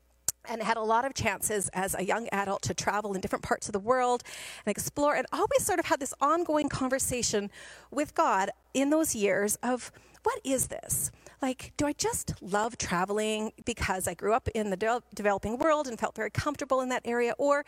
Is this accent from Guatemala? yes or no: yes; Guatemala; And many of you know that I grew up in Guatemala. My parents had moved there to work with training leaders in churches.